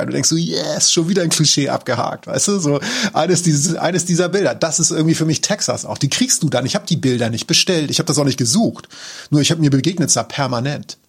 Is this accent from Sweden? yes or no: no; Germany; accent: German; ich so, ja, aus Deutschland